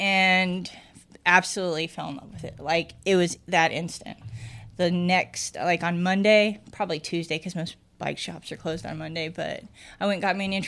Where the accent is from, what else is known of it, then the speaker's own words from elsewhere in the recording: Nebraska, United States; I grew up in Nebraska, rural Nebraska.